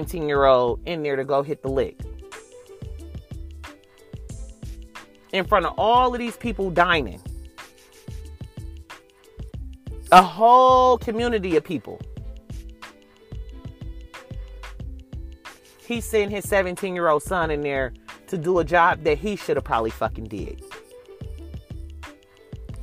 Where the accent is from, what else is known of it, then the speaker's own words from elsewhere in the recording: Oakland, California, United States; I'm from Oakland